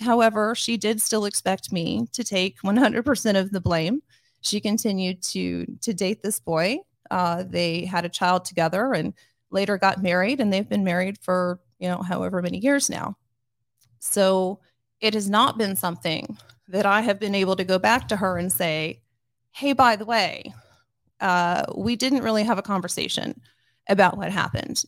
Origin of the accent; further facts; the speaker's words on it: Grandview, Missouri, United States; my hometown, uh, to give you just a little bit of, of background, Grandview, Missouri is kind of a working class suburb of Kansas City. And I went to school with basically the same people from kindergarten all the way up to high school